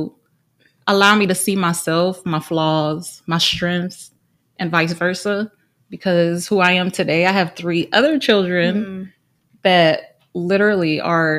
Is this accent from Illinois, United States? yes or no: no; Trenton, New Jersey, United States; moved away as an adult; also born or lived in Puerto Rico / Unionville, Tennessee; now in Nashville area, United States; Well, I was born in Puerto Rico. My parents are both Puerto Rican. We moved to New Jersey, Trenton, when I was 4. Stayed there around till I was 19